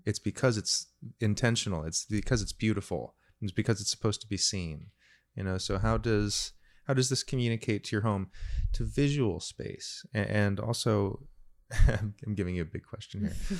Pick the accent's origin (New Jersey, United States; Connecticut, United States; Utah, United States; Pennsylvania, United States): New Jersey, United States; Randolph; I grew up in Randolph, a lovely little town, gorgeous place to grow up in the nineteen eighties